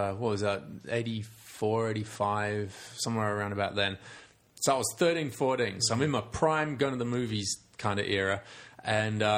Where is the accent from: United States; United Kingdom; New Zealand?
United Kingdom; England; moved away; as old Englishman